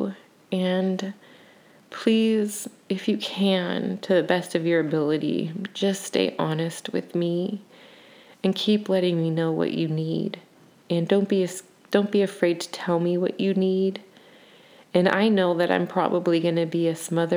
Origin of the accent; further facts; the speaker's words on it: United States; as an American, which we're a mix of like all sorts of stuff.